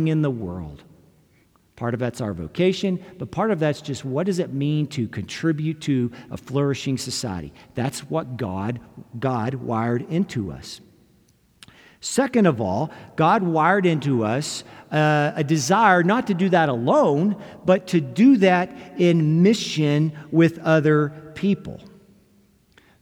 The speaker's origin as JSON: {"language": "English", "country": "United States", "said": "as an American"}